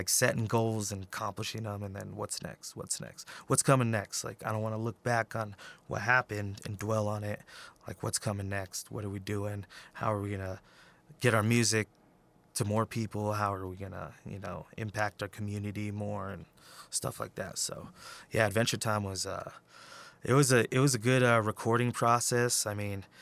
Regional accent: Peñasco, New Mexico, United States; also born or lived in Albuquerque; I was born in Albuquerque, but I grew up in northern New Mexico

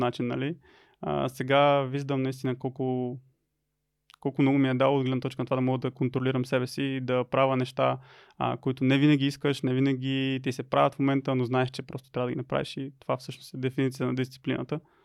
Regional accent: Lovech, Lovech Province, Bulgaria; родом съм от Ловеч. А първите си години в училище прекарах в а, училище Панел Пивков

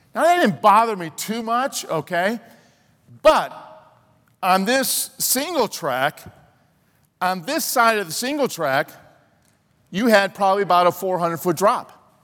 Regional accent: Chicago, Illinois, United States; growing up in Chicago

